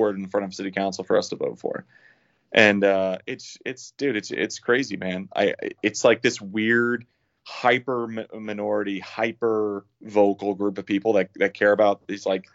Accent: United States; we as American people

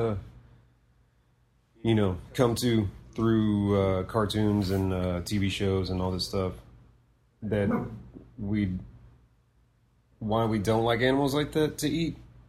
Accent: Latch, Texas, United States; I was a kid where I grew up out in Latch.

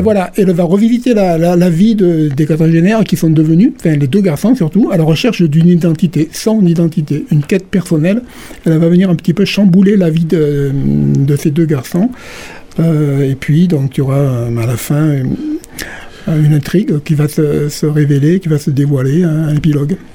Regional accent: Calvisson, Occitania, France; now in Béziers, France; je suis originaire de Calvisson

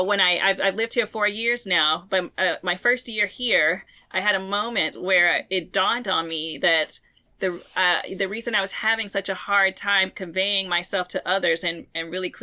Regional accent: Arkansas, United States; moved away as an adult; also born or lived in North Carolina / Louisiana / Georgia; I'm from Arkansas originally, and I have family in North Carolina, so I spent my years between North Carolina and Arkansas

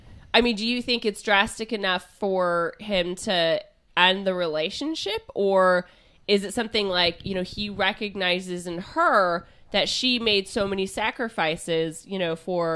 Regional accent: Canada; The reason they broke up is because she moved with him to the States while we're both from Canada, and our daughter couldn't see me.

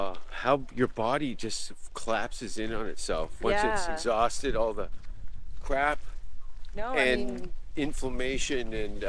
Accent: Canada; moved away; also born or lived in Stockholm, Sweden / Los Angeles; as a Canadian

